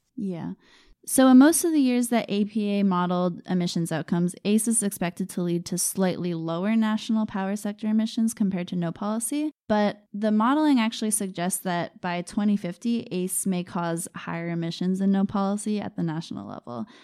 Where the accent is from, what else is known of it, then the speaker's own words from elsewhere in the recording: Maine, United States; I grew up in Maine